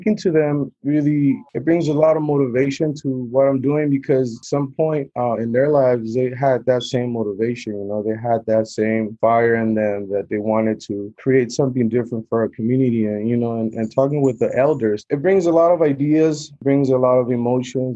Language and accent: English; Acapulco, Guerrero, Mexico; moved away; I'm originally from Acapulco, Guerrero, here at Mexicano